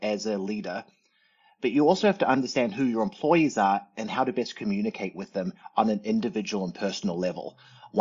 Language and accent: English; New Zealand; also born or lived in Arizona; now in United States; you can probably hear the fact that I'm a bit of a funny talker. Born and raised in New Zealand, but grew up here in the States the last 30 years